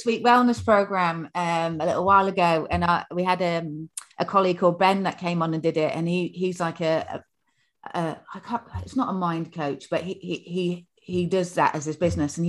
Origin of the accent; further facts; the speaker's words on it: Yorkshire and the Humber, United Kingdom; I'm from Yorkshire originally.